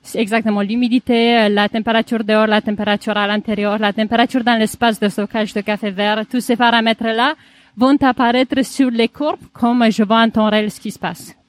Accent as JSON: {"language": "French", "country": "Romania", "tie": "born or raised there", "moved": "yes", "lives_now": "Paris, France", "said": "Je suis originaire de Roumanie et j'ai venu à Paris en faisant de la musique classique"}